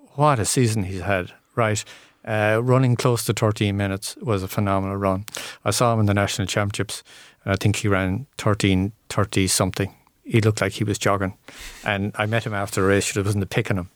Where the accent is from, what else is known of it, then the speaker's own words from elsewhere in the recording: Bridgetown, Ireland; where I was growing up in Bridgetown